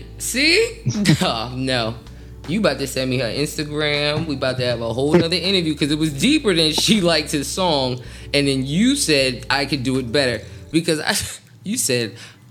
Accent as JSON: {"language": "English", "region": "New Jersey", "country": "United States", "said": "I'm from Jersey"}